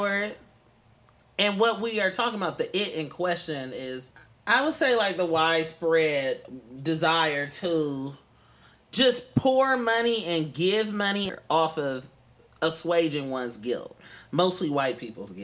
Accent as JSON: {"language": "English", "town": "Oakland", "region": "California", "country": "United States", "moved": "yes", "said": "I'm from East Oakland"}